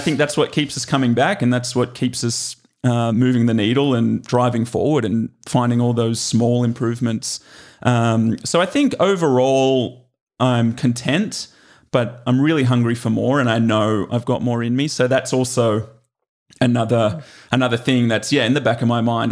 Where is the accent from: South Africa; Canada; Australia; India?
Australia; Glenbrook, New South Wales; moved away as an adult; now in United States; I grew up in Glenbrook